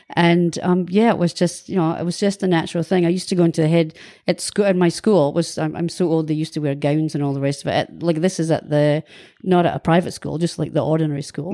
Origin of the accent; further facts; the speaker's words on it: Kirriemuir, Scotland, United Kingdom; moved away as an adult; also born or lived in Dundee; now in New Zealand; I was born in Dundee in nineteen sixty-three, and I lived for the first eighteen years of my life in a small town called Kirriemuir